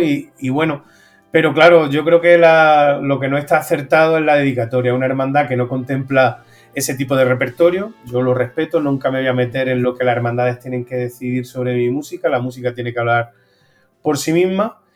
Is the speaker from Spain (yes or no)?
yes; Úbeda, Andalusia, Spain; La hago todos los años en Úbeda y muy contento de, poder hacerla en mi tierra